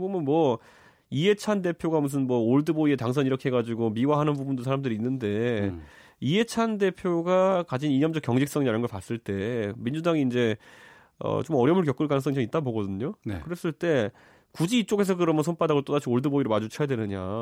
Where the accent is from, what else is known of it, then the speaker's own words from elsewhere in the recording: Seoul, South Korea; 제가 이제 고향이 서울 상계동인데